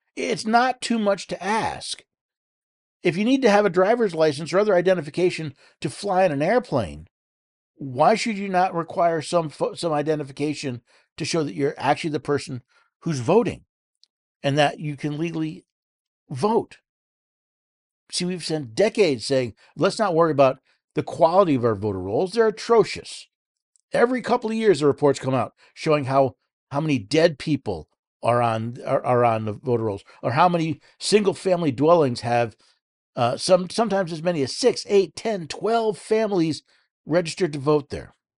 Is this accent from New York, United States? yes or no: yes; New York City, New York, United States; moved away; I, I was born in New York City. Lived there as a child